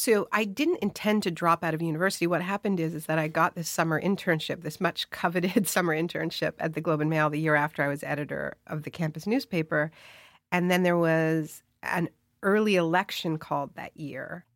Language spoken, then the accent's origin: English; Canada; my whole family is American. I'm Canadian.